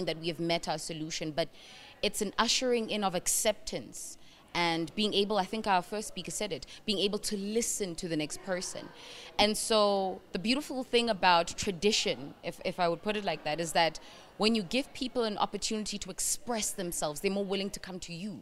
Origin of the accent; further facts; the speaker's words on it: South Africa; also born or lived in Burundi; I grew up in South Africa, and as much as I am from Burundi